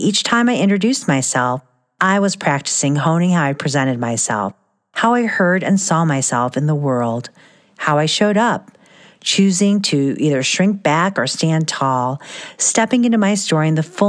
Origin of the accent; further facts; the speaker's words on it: Midwest, United States; I was always the only … and the only Filipino or first-generation immigrant kid in any room in the small town where I grew up, in the middle of Midwest cornfields, far away from the Manila rice fields of my ancestors.